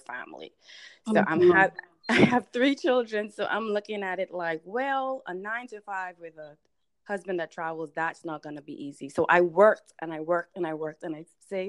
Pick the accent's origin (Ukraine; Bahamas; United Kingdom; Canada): Bahamas; now in United States; if you hear a little bit of an accent, that's because I hail from the Bahamas. That's my place of birth. I came to the U.S. in 2001